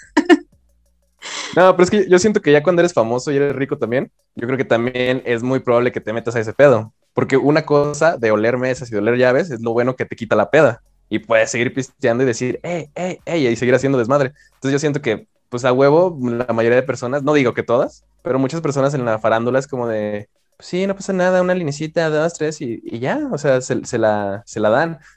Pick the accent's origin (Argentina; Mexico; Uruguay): Mexico; yo siento que tengo que ser mexicano y como buen mexicano